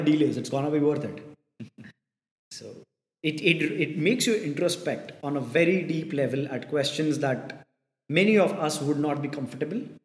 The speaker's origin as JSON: {"language": "English", "country": "India"}